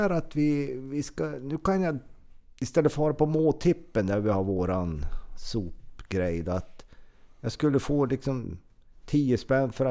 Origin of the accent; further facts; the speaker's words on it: Norrland, Sweden; Man är ju som norrlänning och...